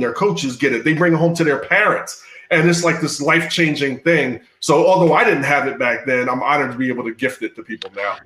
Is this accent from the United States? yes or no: yes; Philadelphia, Pennsylvania, United States; I grew up in inner city Philly